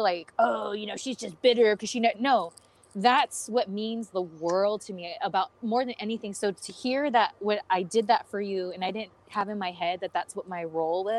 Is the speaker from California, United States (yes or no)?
yes; California, United States; I'm from California